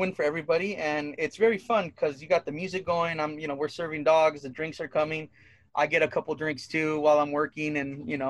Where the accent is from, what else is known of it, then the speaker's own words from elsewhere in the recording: Santa Barbara, California, United States; It used to be an arcade spot behind 7-Eleven out in Goleta by Dos Pueblos High School.